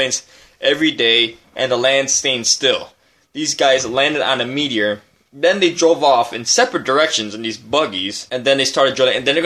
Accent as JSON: {"language": "English", "town": "Chicago", "region": "Illinois", "country": "United States", "said": "as a Chicagoan"}